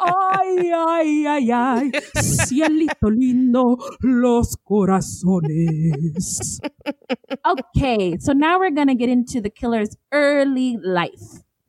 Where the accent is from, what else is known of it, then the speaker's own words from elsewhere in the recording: California, United States; now in Phoenix, United States; growing up in California and living here in Phoenix